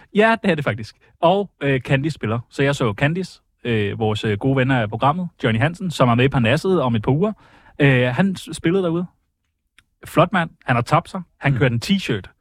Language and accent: Danish; Karlslunde, Zealand, Denmark; opvokset i Karlslunde